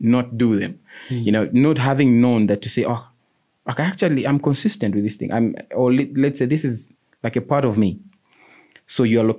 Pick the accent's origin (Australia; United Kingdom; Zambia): Zambia; Lusaka, Lusaka Province; I grew up in Lilanda, George Compound.